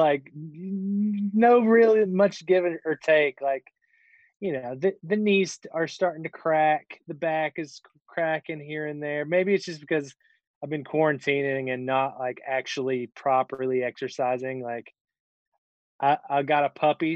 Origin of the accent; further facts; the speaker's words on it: Kingsport, Tennessee, United States; moved away as an adult; also born or lived in Pennsylvania; I am from Kingsport, Tennessee. And when I was 19, I moved to Pennsylvania